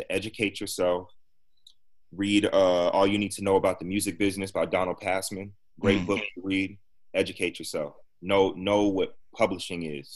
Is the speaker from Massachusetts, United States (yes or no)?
yes; Massachusetts, United States; we're both from Massachusetts, around the same age